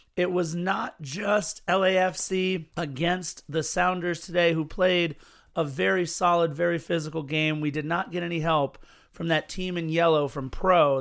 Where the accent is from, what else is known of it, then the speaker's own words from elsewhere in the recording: Los Angeles, California, United States; the city in which I was born and have grown up